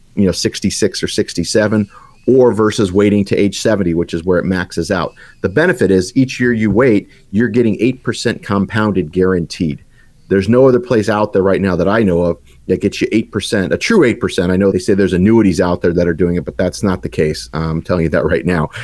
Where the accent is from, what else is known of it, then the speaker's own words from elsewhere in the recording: Tucson, Arizona, United States; I grew up in the lovely town of Tucson, Arizona.